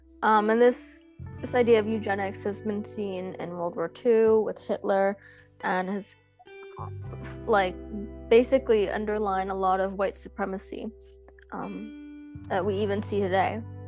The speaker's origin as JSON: {"language": "English", "country": "United States", "tie": "born or raised there", "said": "growing up in America, I've always, like, been taught, like, why my mom, who was an immigrant, came to America."}